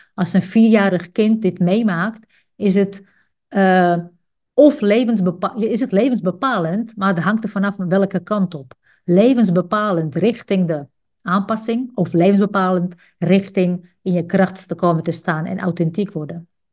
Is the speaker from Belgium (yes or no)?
no; Czechia; Dutch is a second language; moved away as an adult; now in Netherlands; Ik groeide op in een socialistisch land. Ik ben geboren in Tsjechië.